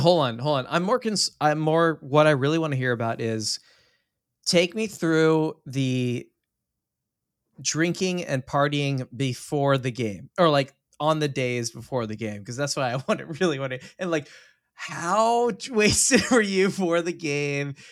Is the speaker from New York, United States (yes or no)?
no; Texas, United States; I'm Texan